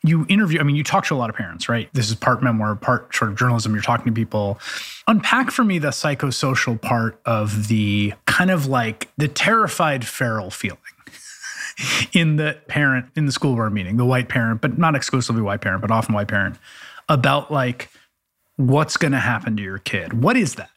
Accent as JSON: {"language": "English", "town": "New York City", "region": "New York", "country": "United States", "tie": "born or raised there", "said": "growing up in the Bronx"}